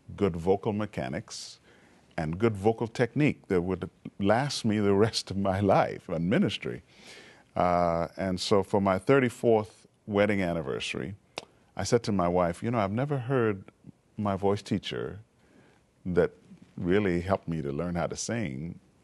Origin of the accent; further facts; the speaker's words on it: Montreal, Quebec, Canada; also born or lived in Trinidad; I was growing up in Montreal, Canada. I was actually born in Trinidad and uh, when I was 10 years old, we moved to Canada.